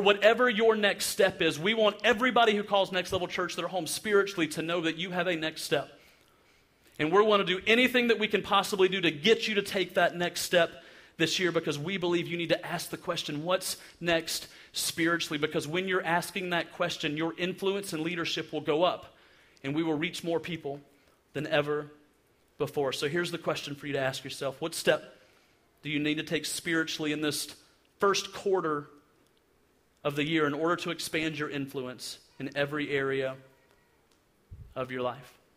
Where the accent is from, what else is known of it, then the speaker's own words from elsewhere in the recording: Alabama, United States; I'm from Alabama